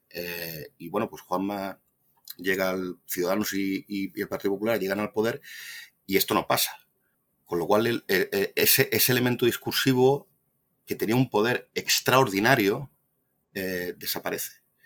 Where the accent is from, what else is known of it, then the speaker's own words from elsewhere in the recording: Andalusia, Spain; yo soy andaluz